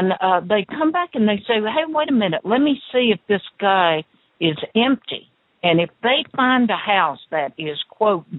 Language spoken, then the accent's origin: English; the South, United States; I was born in the South